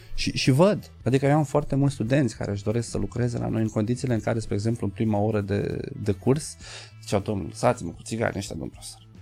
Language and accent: Romanian; Galați, Galați County, Romania; eu ești din Galați